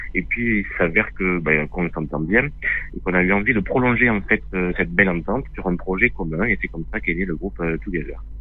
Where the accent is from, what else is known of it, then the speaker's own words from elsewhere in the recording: Lot, Occitania, France; On, est originaire du Lot